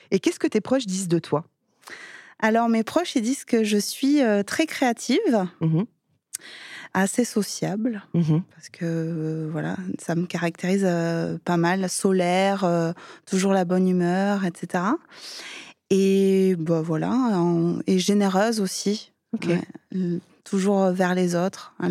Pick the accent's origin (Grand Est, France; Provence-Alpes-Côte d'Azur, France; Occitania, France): Occitania, France; Perpignan; now in Val-d'Oise, France; je suis originaire de Perpignan.